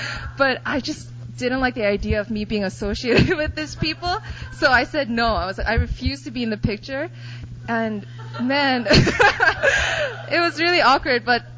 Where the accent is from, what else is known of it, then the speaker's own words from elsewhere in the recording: Poland; also born or lived in Korea; I was born in Korea, but I was raised in Poland since I was 3. My parents were pretty young, and they were successful in starting up their own business.